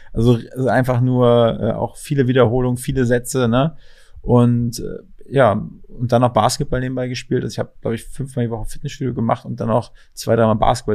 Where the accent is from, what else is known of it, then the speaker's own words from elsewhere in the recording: Mecklenburg-Vorpommern, Germany; moved away; Ich komme aus MacPom ursprünglich